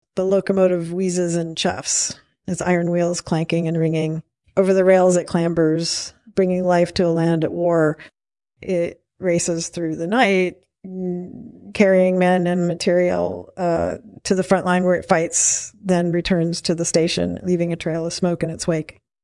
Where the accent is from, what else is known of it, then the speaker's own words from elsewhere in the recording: United States; the one I grew up in the United States.